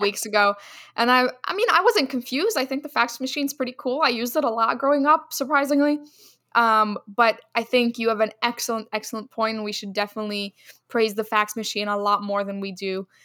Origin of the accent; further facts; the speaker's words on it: Egypt; moved away; Egypt, my home country